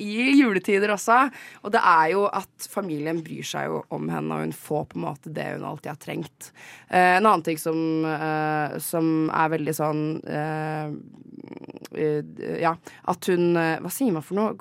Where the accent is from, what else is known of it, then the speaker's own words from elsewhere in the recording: Gol, Buskerud, Norway; jeg er personlig fra Gol